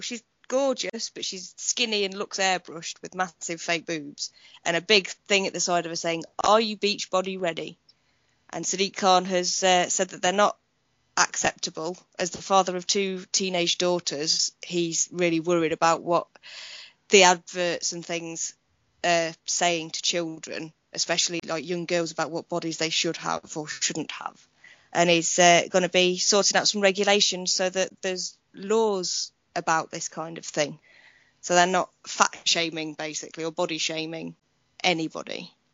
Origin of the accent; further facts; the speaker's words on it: United Kingdom; being British